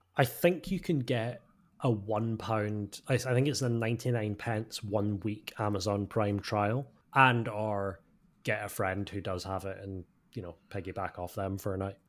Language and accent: English; United Kingdom; as a British fan